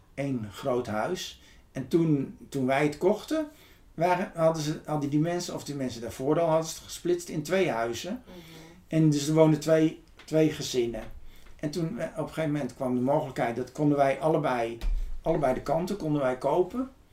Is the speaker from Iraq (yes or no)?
no; Ede, Gelderland, Netherlands; now in Texel, Netherlands; ik ben geboren in Ede